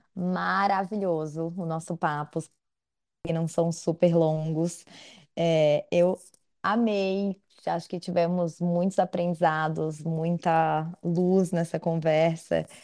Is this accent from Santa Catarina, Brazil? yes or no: yes; Florianópolis, Santa Catarina, Brazil; eu sou de Santa Catarina, sou de Floripa